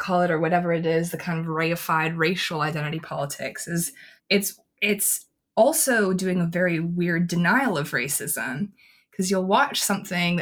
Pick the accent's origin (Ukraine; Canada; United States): Canada; I'm Canadian